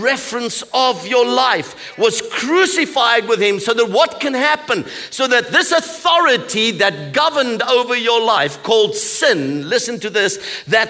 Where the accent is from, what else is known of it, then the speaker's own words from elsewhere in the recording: South Africa; I come from South Africa